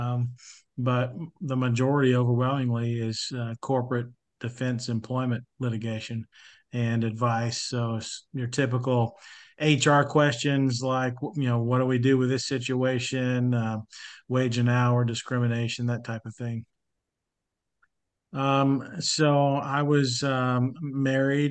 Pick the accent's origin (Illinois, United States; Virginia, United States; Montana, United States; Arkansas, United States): Arkansas, United States; born and raised in Arkansas, went to a high school in East Arkansas in the Delta